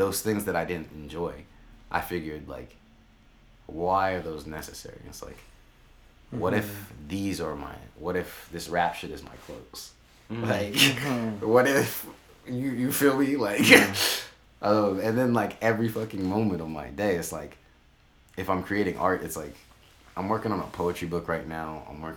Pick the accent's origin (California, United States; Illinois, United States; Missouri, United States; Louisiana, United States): California, United States; Sacramento; I am from Sacramento.